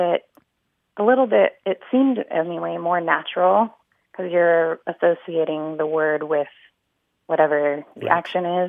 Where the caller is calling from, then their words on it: Huntington Beach, California, United States; And I'm calling from Huntington Beach, California.